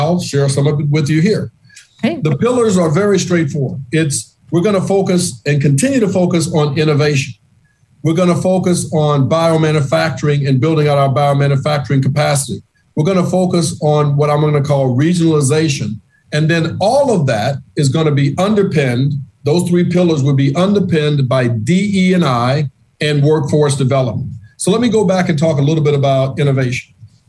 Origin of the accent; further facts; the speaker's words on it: the South, United States; In my book, I much prefer face-to-face meetings, being the Southerner that I am.